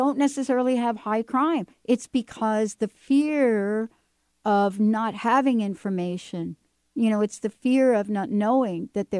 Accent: New York City, New York, United States; I grew up in New York City, and I grew up in a project, as we call them, right?

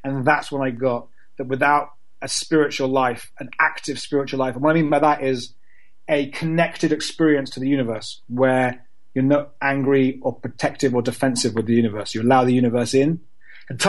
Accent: London, United Kingdom; also born or lived in Cambridge; I grew up in London in a very, you know, London is a very secular city

